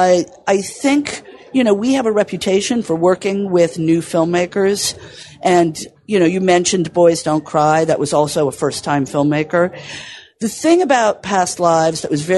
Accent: New York City, New York, United States; I grew up in New York City

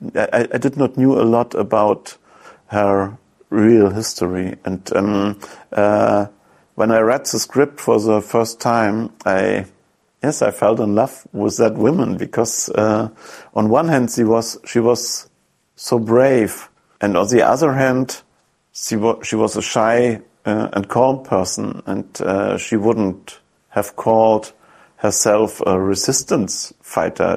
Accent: East Germany, Germany; English is a second language; when I grew up in East Germany, these resistance fighters were always superheroes

